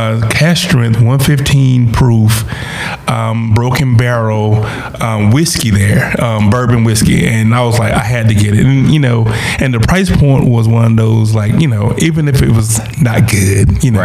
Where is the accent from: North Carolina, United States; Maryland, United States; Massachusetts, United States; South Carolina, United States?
South Carolina, United States; growing up in South Carolina, right? South Carolina.